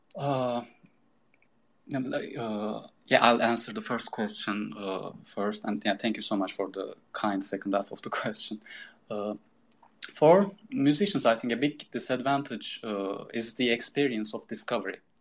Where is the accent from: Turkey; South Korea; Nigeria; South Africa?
Turkey; also born or lived in Istanbul, Turkey / Boston, United States; I decided to move back to my hometown